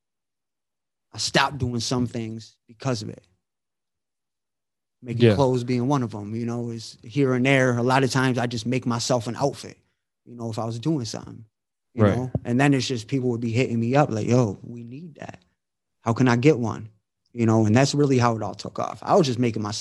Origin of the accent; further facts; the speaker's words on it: Rochester, New York, United States; I'm from Rochester